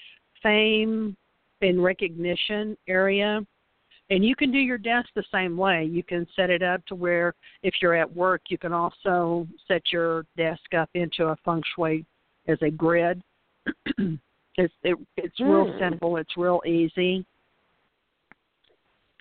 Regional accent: the South, United States; we were raised in the South, so we are roll tide roll

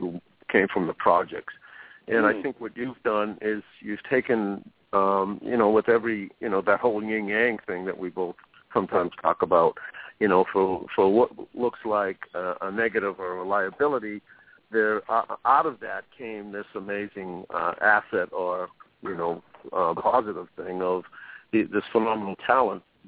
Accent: Boston, Massachusetts, United States; I grew up in Roxbury and went to Mission High

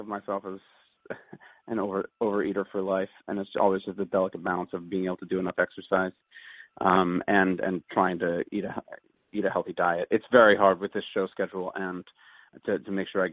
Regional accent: Wallingford, Pennsylvania, United States; Wallingford, Pennsylvania, which is right outside of Philadelphia and near Swarthmore.

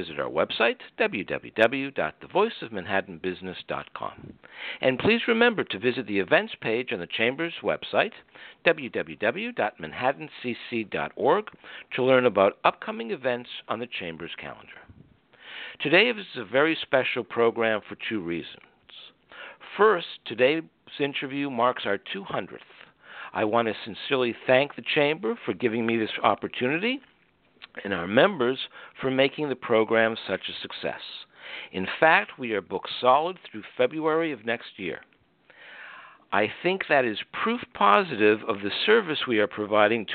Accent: Detroit, Michigan, United States; We were both born in Detroit

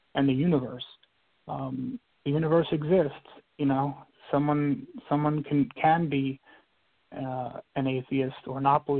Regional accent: New York City, New York, United States; I grew up in New York, in Brooklyn, New York

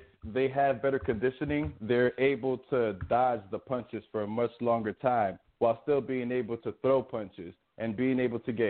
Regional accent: New York, United States; I'm from New York, Bronx, Manhattan

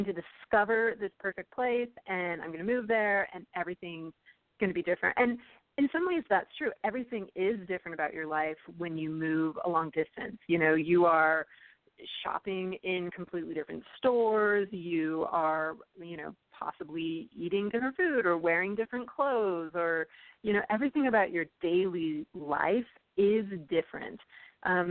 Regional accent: California, United States; accent: Valley Girl; moved away as an adult; also born or lived in Utah / Texas; now in Virginia, United States; I grew up in California, and I never knew that I had a Valley Girl accent until I went away to college in Utah

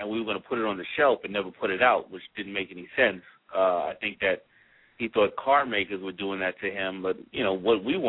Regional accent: New York City, New York, United States; I grew up in Hollis, Queens

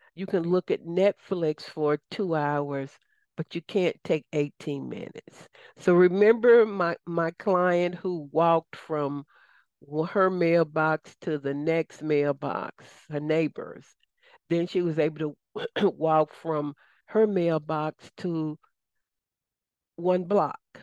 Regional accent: the South, United States; accent: southern; my southern accent may not align with everybody

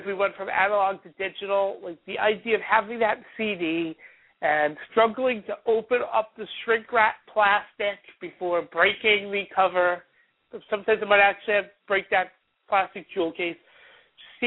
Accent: New York City, New York, United States; being a New Yorker

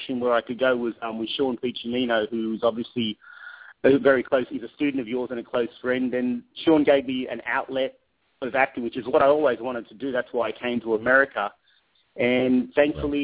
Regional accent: Sydney, New South Wales, Australia; moved away; I'm from Sydney, Australia. I was born in a place called Penrith, which would back then was probably like Inglewood or Compton. It just wasn't a good area. And I had a troubled childhood

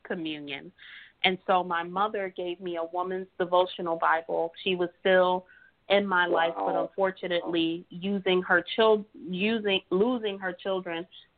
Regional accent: New York City, New York, United States; also born or lived in Harlem; I grew up in East New York, Brooklyn, which is one of the 7 neighborhoods in New York State

